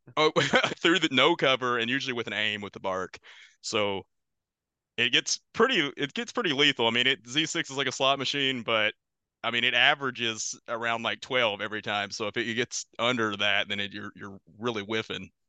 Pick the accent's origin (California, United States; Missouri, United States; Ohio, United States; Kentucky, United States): Kentucky, United States; moved away as an adult; also born or lived in Louisville, Kentucky; now in New York, United States; I'm originally from Kentucky.